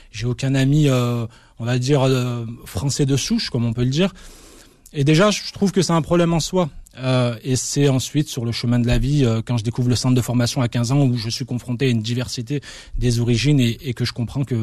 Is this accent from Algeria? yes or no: yes; Algeria; now in France; je pense avoir le droit de considérer que je suis un Algérien et que je resterai finalement un Algérien jusqu'à la fin de ma vie sur la terre de la République française